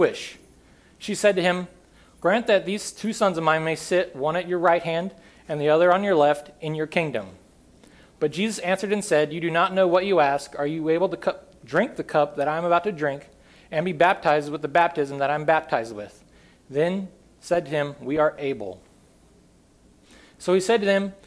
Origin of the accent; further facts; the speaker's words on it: upstate Northern California, United States; This is my hometown. The picture on the left is how my hometown usually looks. Just an absolute beautiful place in very upstate Northern California.